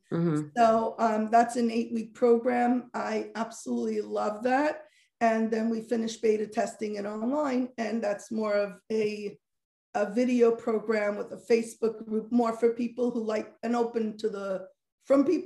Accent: Muncie, Indiana, United States; I grew up sheltered in Muncie

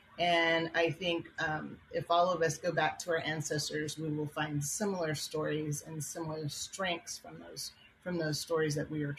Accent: Hoopa Valley, Northern California, United States; I am from the Hoopa Valley, where all the trails return.

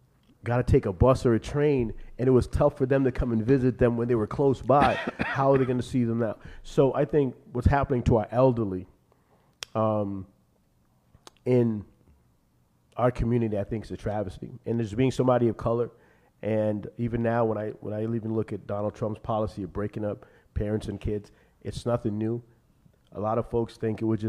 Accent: Boston, Massachusetts, United States; I grew up in Hyde Park before I left and came back

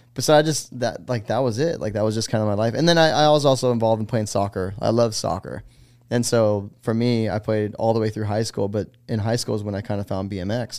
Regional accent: Los Gatos, California, United States; moved away as an adult; now in Greenville, United States; from California, a town called Los Gatos

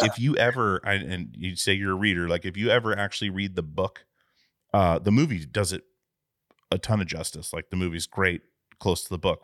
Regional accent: Alaska, United States; I grew up in Alaska

